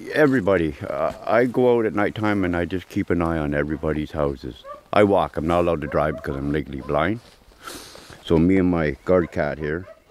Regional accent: Odessa, Ontario, Canada; now in Clyde Forks, Canada; I'm originally from Odessa, Kingston area

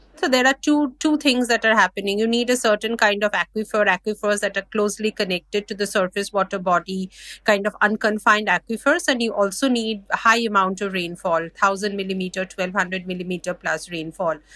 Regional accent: India; I'm from India

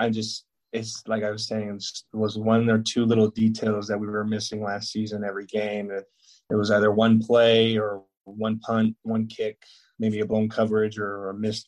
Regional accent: Arizona, United States; moved away as an adult; now in Nebraska, United States; I'm from Arizona

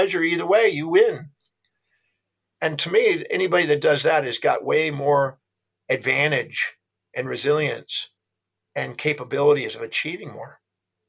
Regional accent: United States; I was born on Thanksgiving Day in America

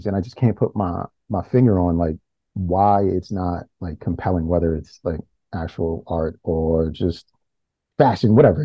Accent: Baltimore, Maryland, United States; I'm from Baltimore, and I went to school in my neighborhood. I grew up in Cherry Hill

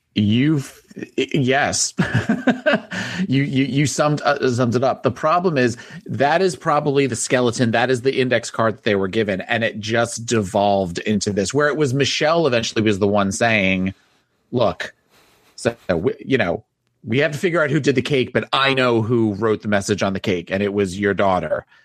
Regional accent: New Jersey, United States; I'm from New Jersey

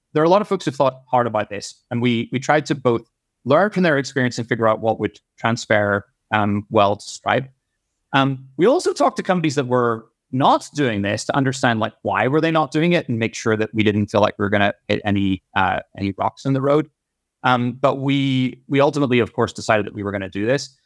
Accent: Ireland; moved away; I grew up in Ireland.

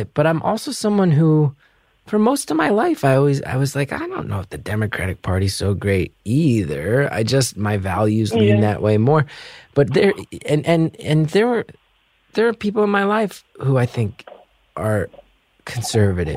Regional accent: New Jersey, United States; I'm from New Jersey

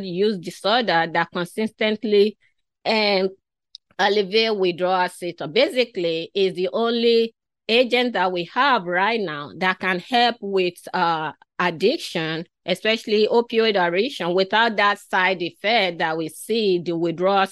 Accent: Nigeria; moved away; I was originally from Africa, from western part of Africa. I was born, my earlier childhood was in that community.

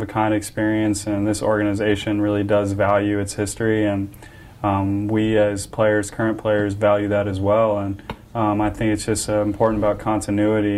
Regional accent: Antioch, Illinois, United States; Kenosha is real close um, to where I grew up in Antioch, Illinois

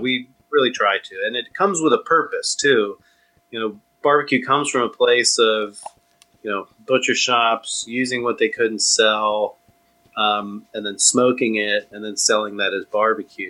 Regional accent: Austin, Texas, United States; also born or lived in Southern California / Tallahassee, Florida / New York City; I grew up in Austin. I was born in Southern California

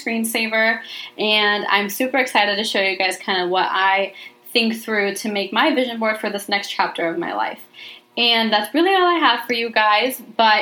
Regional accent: Arizona, United States; moved away as an adult; now in Washington, United States; I'm from Arizona, so we see mountains all the time

